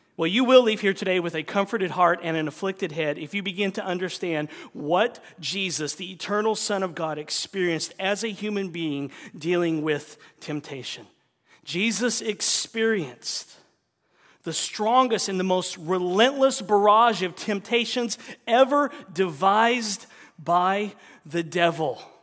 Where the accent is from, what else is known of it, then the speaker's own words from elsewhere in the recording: the South, United States; moved away; I'm from the South